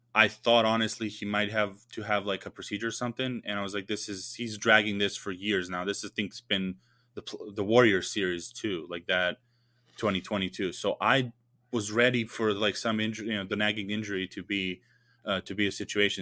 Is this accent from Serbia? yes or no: yes; Serbia